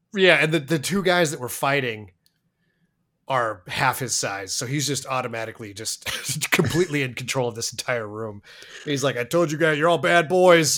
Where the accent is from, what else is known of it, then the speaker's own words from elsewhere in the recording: Colorado, United States; I was born in Colorado